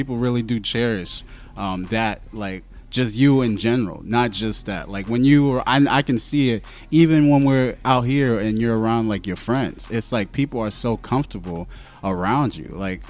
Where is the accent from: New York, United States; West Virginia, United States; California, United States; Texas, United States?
New York, United States; moved away; I decided to move back to New York because, you know, I'm from New York, but I feel like I didn't get to experience it as much as I could have.